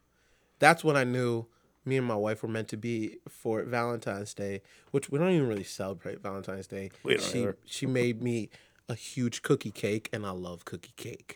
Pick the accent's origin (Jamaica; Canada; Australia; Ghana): Jamaica; I'm Jamaican, but you can tell that I grew up with a lot of Eastern European influences